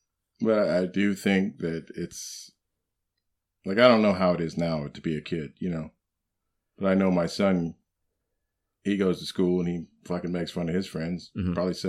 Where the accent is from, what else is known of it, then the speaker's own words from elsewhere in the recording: Illinois, United States; Like, I'm from Illinois.